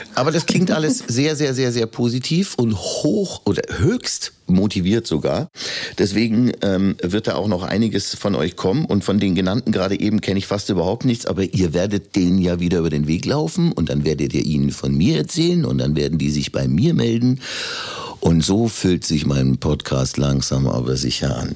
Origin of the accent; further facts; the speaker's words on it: Upper Palatinate, Bavaria, Germany; selbst ich als Urbayer und als Oberpfälzer